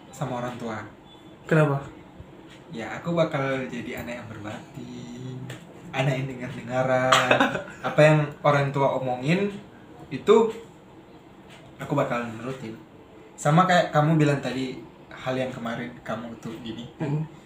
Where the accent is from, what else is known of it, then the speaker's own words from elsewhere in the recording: Manado, North Sulawesi, Indonesia; Aku asal dari Manado